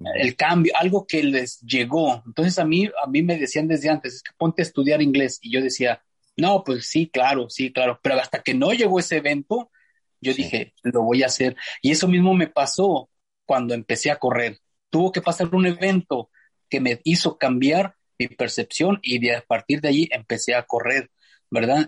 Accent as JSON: {"language": "Spanish", "town": "Fresnillo", "region": "Zacatecas", "country": "Mexico", "tie": "born or raised there", "moved": "as an adult", "lives_now": "El Sobrante, United States", "said": "soy originario de Fresnillo, Zacatecas"}